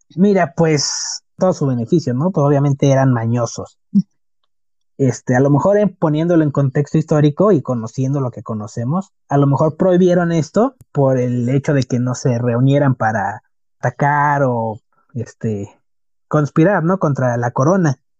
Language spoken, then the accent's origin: Spanish; Mexico; nos ha caracterizado como mexicanos